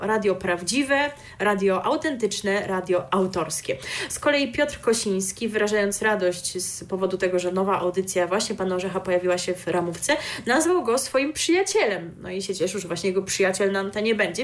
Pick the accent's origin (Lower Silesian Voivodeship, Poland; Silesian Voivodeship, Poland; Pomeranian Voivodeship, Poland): Pomeranian Voivodeship, Poland; jestem z Pomorza